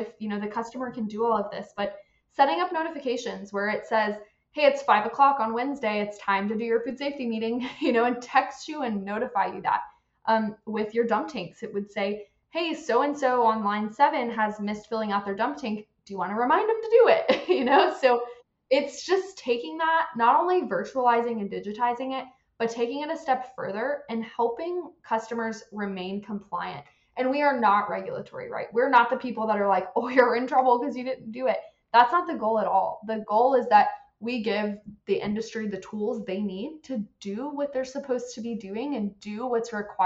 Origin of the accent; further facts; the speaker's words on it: Central Florida, United States; I'm from Central Florida